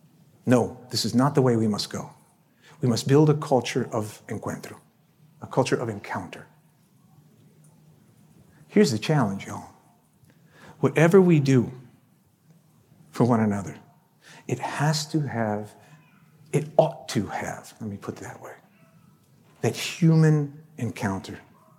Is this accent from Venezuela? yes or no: yes; Venezuela; I grew up in Venezuela for a number of years anyway